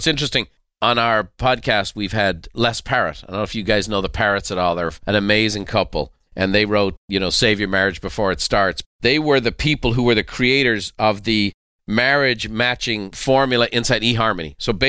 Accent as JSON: {"language": "English", "country": "Ireland", "tie": "born or raised there", "said": "You know, this growing up in Ireland, you know, we didn't have a lot of racial diversity."}